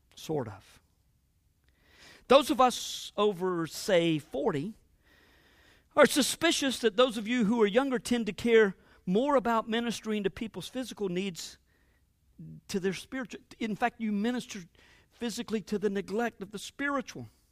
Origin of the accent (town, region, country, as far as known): United States